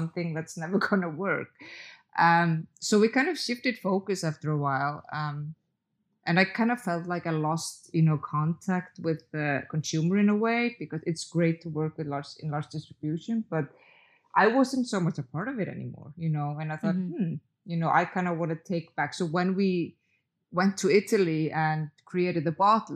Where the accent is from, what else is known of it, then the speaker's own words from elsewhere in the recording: Reykjavik, Capital Region, Iceland; I did actually live close to the sea when I grew up in Reykjavik